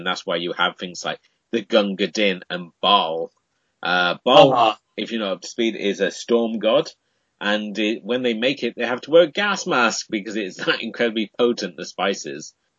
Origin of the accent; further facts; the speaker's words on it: United Kingdom